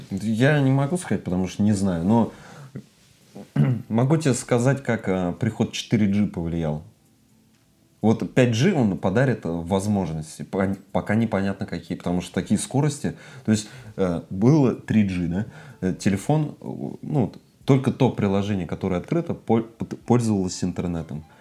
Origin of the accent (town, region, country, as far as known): Russia